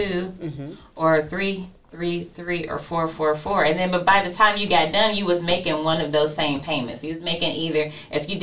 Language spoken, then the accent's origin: English; Youngstown, Ohio, United States; also born or lived in Columbus, Ohio; me and Tia are both born and raised in Youngstown, Ohio. But grew up in both places, grew up in Youngstown and we grew up in Columbus, Ohio.